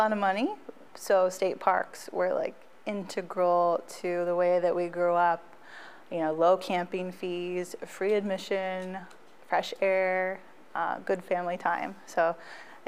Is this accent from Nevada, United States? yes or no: no; Biglerville, Pennsylvania, United States; also born or lived in Franklin County, Pennsylvania; I grew up in Biglerville. I had moved there in the 90s from Franklin County. So I'm from throughout the region.